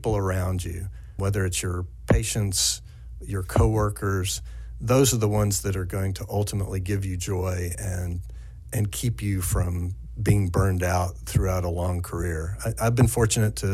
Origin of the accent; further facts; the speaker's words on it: East Tennessee, United States; moved away; also born or lived in Central Kentucky; my original home of East Tennessee